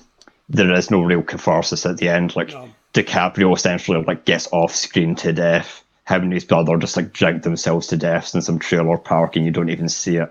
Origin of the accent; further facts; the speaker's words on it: Scotland, United Kingdom; One of the few upsides about being Scottish